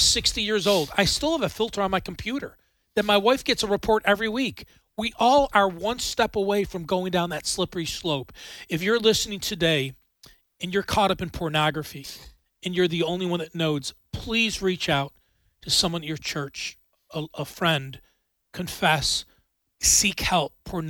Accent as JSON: {"language": "English", "town": "Buffalo", "region": "New York", "country": "United States", "tie": "born or raised there", "said": "I don't want that in my hometown of Buffalo, New York"}